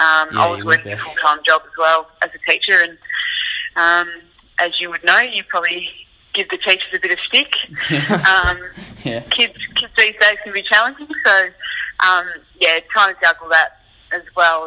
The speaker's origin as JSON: {"language": "English", "town": "Hamilton", "region": "Waikato", "country": "New Zealand", "tie": "born or raised there", "said": "Luckily for me, I was still able to play quite a lot of sport growing up in Hamilton."}